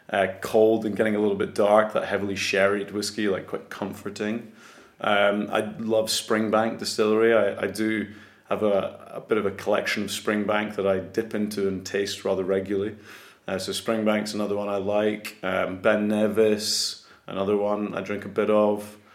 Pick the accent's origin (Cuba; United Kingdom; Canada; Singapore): United Kingdom; Scotland; accent: Scottish; I was born in Scotland, yes. Yeah, so I'm 100% Scottish. My, my accent, as you can hear, is not, not very thick uh, Scottish